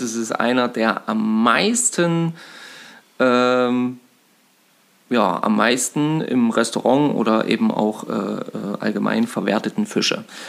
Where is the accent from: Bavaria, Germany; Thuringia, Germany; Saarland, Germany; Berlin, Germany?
Thuringia, Germany; Eisenberg; Also wir sind gerade in Eisenberg, das ist übrigens meine Heimatstadt. Ähm, also ich habe ja auch 20 Jahre gewohnt und ähm, bin hier aufgewachsen.